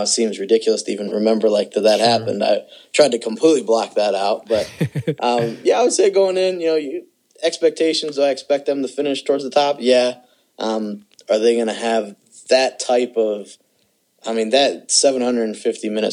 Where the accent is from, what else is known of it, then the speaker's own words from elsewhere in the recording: Akron, Ohio, United States; moved away; I'm originally from Akron, Ohio